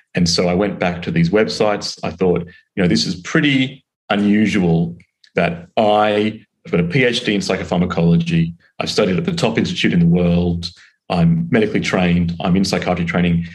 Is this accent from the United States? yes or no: no; Australia; accent: Australian; moved away as an adult; now in London, United Kingdom; I'm originally from Australia, it's the accent, but now I'm working in London